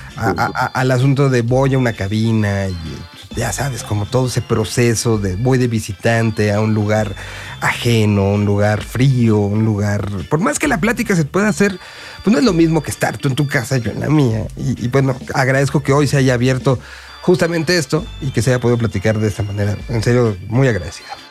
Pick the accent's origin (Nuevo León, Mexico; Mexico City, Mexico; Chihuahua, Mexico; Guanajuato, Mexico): Mexico City, Mexico; como habitante y como que nací en esta Ciudad de México